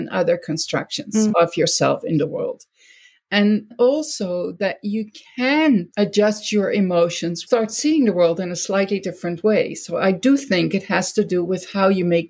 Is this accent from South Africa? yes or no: no; Netherlands; now in United States; never fully Dutch anymore, and I'm never fully American either.